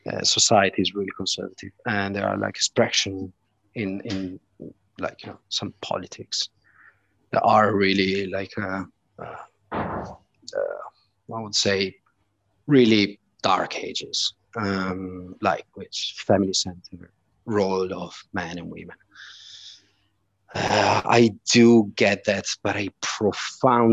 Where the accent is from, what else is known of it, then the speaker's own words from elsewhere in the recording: Italy; now in Malta; I come from Italy